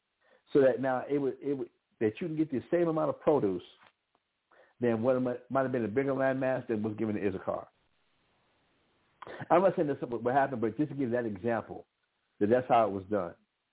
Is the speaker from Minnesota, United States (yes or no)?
no; Albuquerque, New Mexico, United States; I can be from Albuquerque, New Mexico, I grew up in Albuquerque, New Mexico. I'm an American, but I happen to be a New Mexican. I happen to be an Albuquerquean.